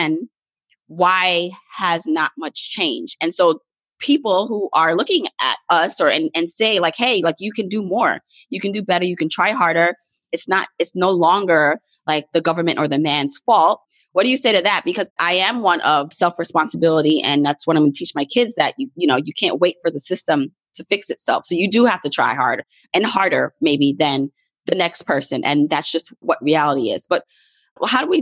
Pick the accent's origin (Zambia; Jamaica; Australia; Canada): Jamaica; moved away; I'm Jamaican, and I have, like, you know, fellow immigrant friends